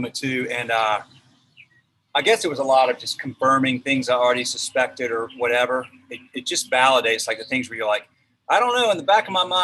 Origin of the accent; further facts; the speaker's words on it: the South, United States; I'm from the South